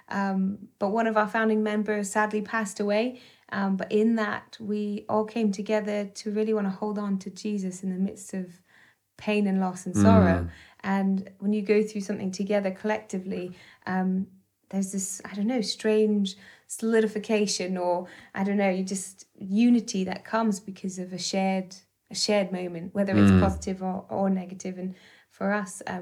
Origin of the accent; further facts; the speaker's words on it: Burlington, Ontario, Canada; moved away as an adult; also born or lived in Toronto; I'm from Burlington, Ontario. So I'm Canadian